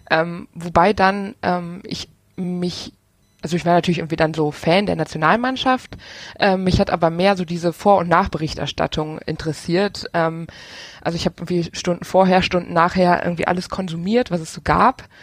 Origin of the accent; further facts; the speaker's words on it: Rhineland, Germany; now in Aachen, Germany; ich komme aus dem Rheinland ähm, und ja, wohne jetzt in Aachen.